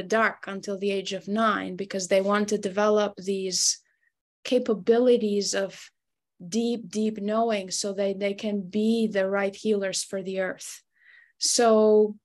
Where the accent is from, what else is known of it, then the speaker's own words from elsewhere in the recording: Albania; moved away as an adult; now in United States; And so I grew up in Albania. I was born and raised there. I moved to the United States when I was about 21, 22 years old.